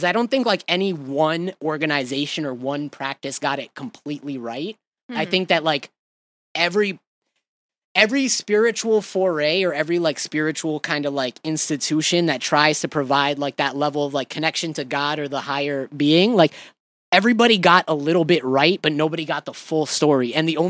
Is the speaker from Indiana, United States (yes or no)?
no; Atlanta, Georgia, United States; I'm from Atlanta.